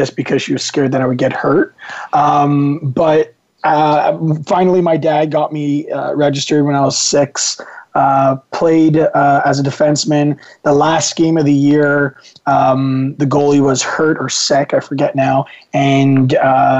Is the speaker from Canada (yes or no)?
yes; Canada; my background's Italian, and obviously my parents and myself, we were all born here in Canada